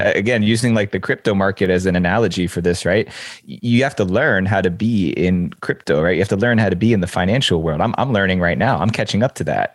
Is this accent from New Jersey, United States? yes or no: yes; New Jersey, United States; I grew up in the New York City suburbs. I grew up in New Jersey. Seven miles is the crow flies from downtown Manhattan